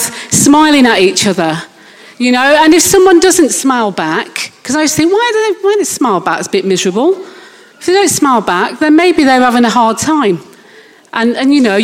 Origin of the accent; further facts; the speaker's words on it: Manchester, North West England, United Kingdom; moved away as an adult; now in Littlehampton, United Kingdom; I'm obviously not from Littlehampton, from Manchester.